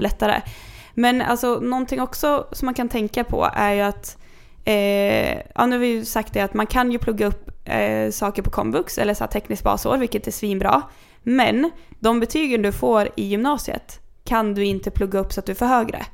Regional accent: Kungsör, Västmanland, Sweden; Jag växte upp i Kungsör.

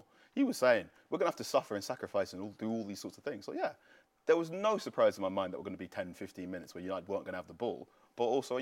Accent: Ghana; I'm speaking as a Ghanaian man

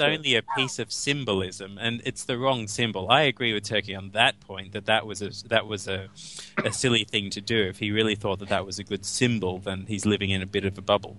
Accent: Australia; I'm speaking as an Australian

